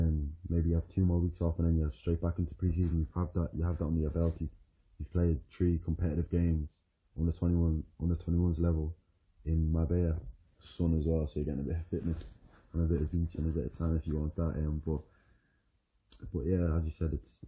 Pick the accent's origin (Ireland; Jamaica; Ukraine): Ireland; moved away; I'm Irish